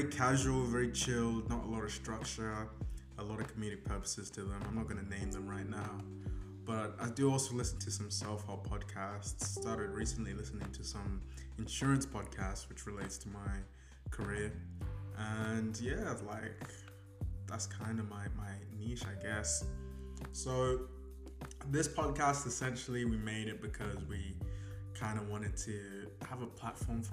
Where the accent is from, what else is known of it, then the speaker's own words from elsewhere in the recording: England, United Kingdom; also born or lived in Zimbabwe; now in Australia; I'm originally from Zimbabwe, but I grew up in England.